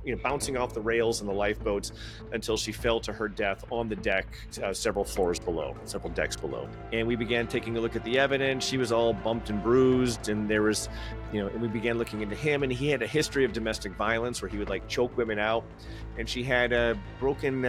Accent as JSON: {"language": "English", "town": "Chicago", "region": "Illinois", "country": "United States", "tie": "born or raised there", "also_born_or_lived": "South Carolina", "moved": "as an adult", "said": "I grew up in Chicago"}